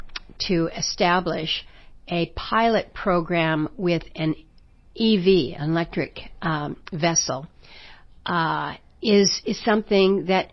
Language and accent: English; Ketchikan, Alaska, United States; also born or lived in Juneau, Alaska / Wrangell, Alaska; I was raised here in Southeast, born in Ketchikan, and lived here in Juneau and in Wrangell.